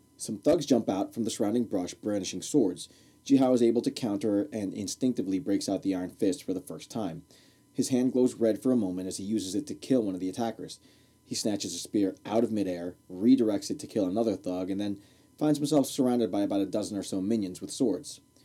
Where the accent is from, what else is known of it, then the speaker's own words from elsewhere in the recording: Newark, New Jersey, United States; I grew up in Newark, New Jersey